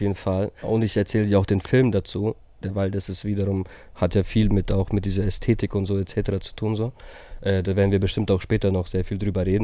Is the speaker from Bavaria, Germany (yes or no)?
yes; Herzogenaurach, Bavaria, Germany; aus Herzogenaurach